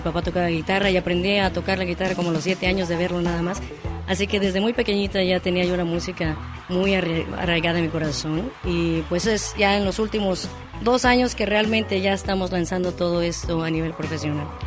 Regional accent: State of Mexico, Mexico; Originalmente del Estado de México.

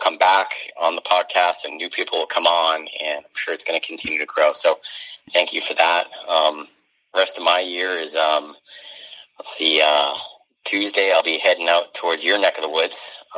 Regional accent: northern New Hampshire, United States; moved away; up in my home state in New Hampshire, which I'm pretty excited about, going back to my stomping grounds up in northern New Hampshire

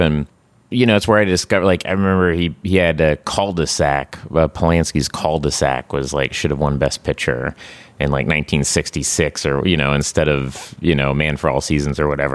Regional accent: Oklahoma, United States; now in Los Angeles, United States; I grew up in Oklahoma

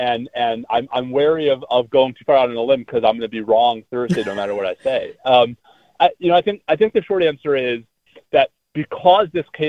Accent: Texas, United States; my home state of Texas

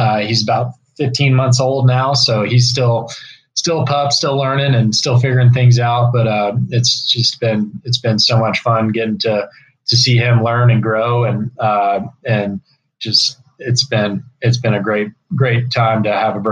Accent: East Texas, United States; growing up in East Texas

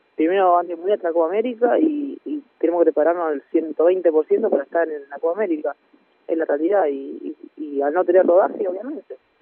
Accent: Argentina; now in Granada, Spain; soy Argentina

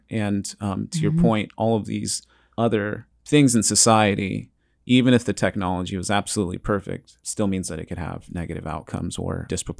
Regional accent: California, United States; I feel like that's not part of my regional dialect because I'm from California.

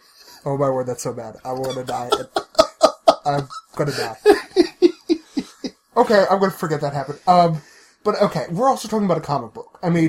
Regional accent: New Jersey, United States; from Jersey.

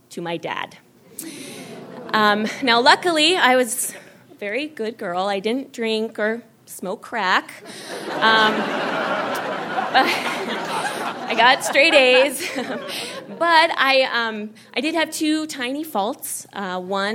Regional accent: Jerome, Idaho, United States; I grew up in Idaho

